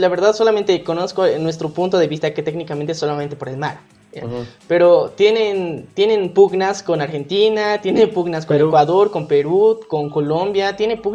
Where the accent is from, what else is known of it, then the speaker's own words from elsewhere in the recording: Bolivia; como bolivianos